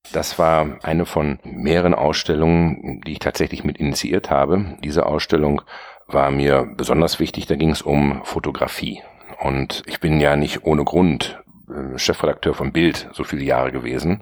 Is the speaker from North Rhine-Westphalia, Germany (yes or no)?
yes; Bielefeld, North Rhine-Westphalia, Germany; moved away as an adult; also born or lived in Ravensburg / Hamburg / Bonn / New York; now in Berlin, Germany; Ich bin gebürtiger Ravensburger, aufgewachsen im ostwestfälischen Bielefeld